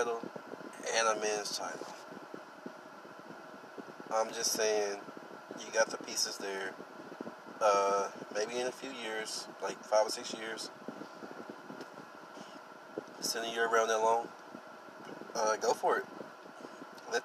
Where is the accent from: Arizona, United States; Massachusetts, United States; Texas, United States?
Texas, United States; I'm from Texas